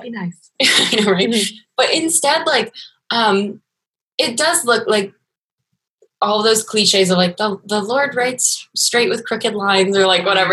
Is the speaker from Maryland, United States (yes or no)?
yes; Maryland, United States; I grew up in Maryland